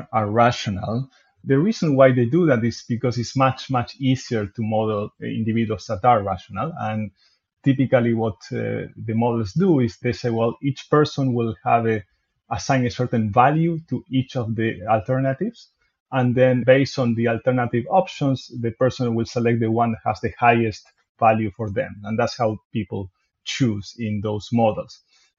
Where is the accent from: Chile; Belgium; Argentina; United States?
Argentina; moved away as an adult; also born or lived in Montreal, Canada; now in Melbourne, Australia; I come from Argentina, so there I studied computer science at the University of Buenos Aires